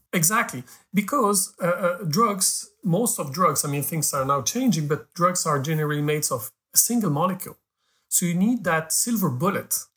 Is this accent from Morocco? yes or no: yes; Morocco; I was born in Africa. I'm Moroccan